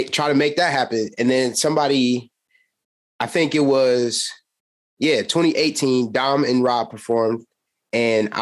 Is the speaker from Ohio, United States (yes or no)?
yes; Cleveland, Ohio, United States; now in Columbus, United States; I'm a transplant. I'm from Cleveland originally, and I moved down here in 2017.